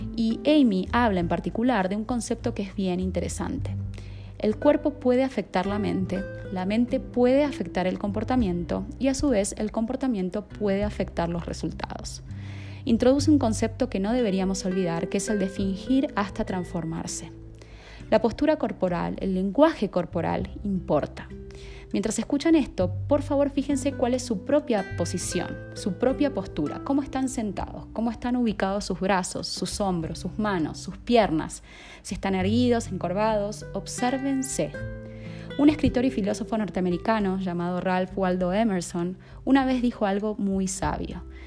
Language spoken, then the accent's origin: Spanish; Argentina; moved away as an adult; now in Colombia; soy argentina de nacimiento y estoy viviendo en Colombia hace más de un año y medio